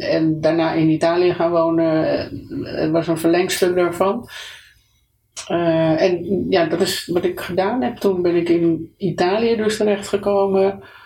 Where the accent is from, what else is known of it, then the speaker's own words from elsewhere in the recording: Amsterdam, North Holland, Netherlands; moved away as an adult; also born or lived in Italy; geboren in Amsterdam uh, enig kind